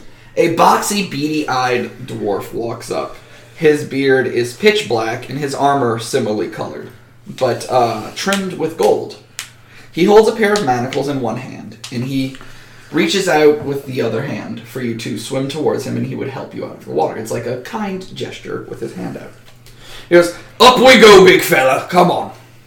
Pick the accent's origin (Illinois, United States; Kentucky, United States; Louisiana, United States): Louisiana, United States; Listen, I'm from Louisiana.